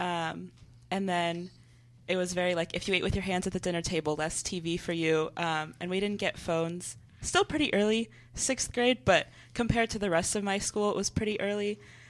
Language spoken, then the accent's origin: English; Houston, Texas, United States; born or raised there; also born or lived in San Jose, California